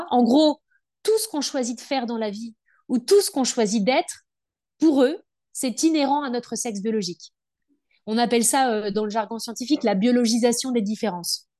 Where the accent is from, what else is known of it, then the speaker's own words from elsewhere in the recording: Brittany, France; je suis bretonne, adoptée